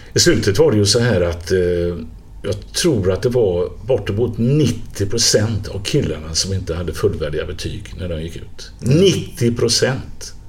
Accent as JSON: {"language": "Swedish", "town": "Gothenburg", "region": "Västra Götaland", "country": "Sweden", "tie": "born or raised there", "said": "när jag växte upp till exempel i Biskopsgården"}